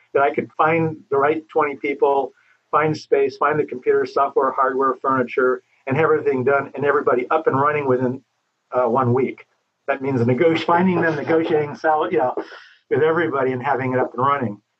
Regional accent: Los Angeles, California, United States; also born or lived in Hollywood / San Fernando Valley; I grew up in Laurel Canyon

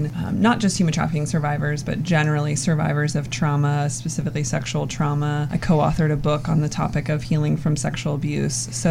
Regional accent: Columbus, Ohio, United States; moved away as an adult; also born or lived in San Diego; I was born and raised here in Columbus, Ohio

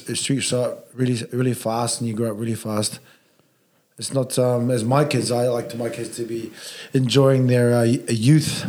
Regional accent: Auckland, New Zealand; moved away as an adult; also born or lived in Sydney, Australia; Started in the city in Auckland, like most Polynesians, but then moved out South Auckland, called Papetai or Mangere, they call it. And yeah, spent 21 years of my life there growing up

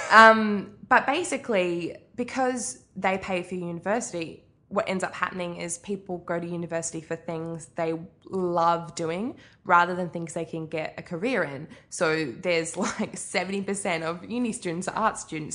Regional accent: Arrowtown, Otago, New Zealand; moved away; also born or lived in Australia; I grew up in New Zealand, uh, which you mentioned, grew up in Arrowtown, which is basically a street, um, just outside of Queenstown

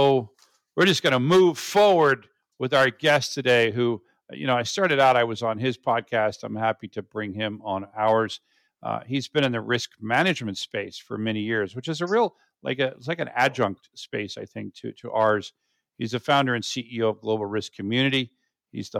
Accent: United States; I'm born and raised in, you know, the U.S.

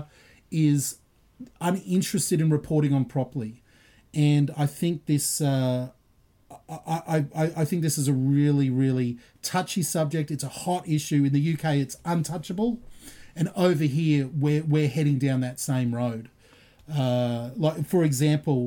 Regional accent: Australia; Australian Christian

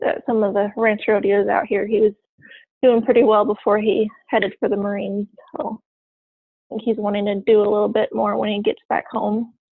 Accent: Eugene, Oregon, United States; now in Silver Lake, United States; I actually grew up in Eugene, Oregon

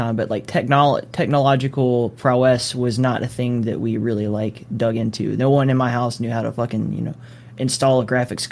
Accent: Alabama, United States; I grew up in Alabama

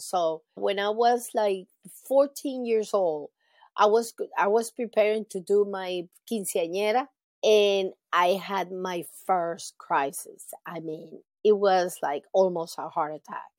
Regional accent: Caracas, Capital District, Venezuela; also born or lived in Raleigh, North Carolina / Charlotte, North Carolina; now in Jacksonville, United States; I was born in Venezuela in 1965

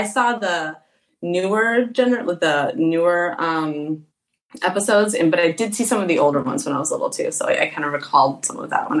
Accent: Minneapolis, Minnesota, United States; also born or lived in Edina, Minnesota; So I grew up in Minneapolis, Minnesota. I am an only child. My dad is a Canadian, Caucasian guy, and my mom is an African American woman, Black woman. And I grew up in a small suburb. I was the only biracial kid

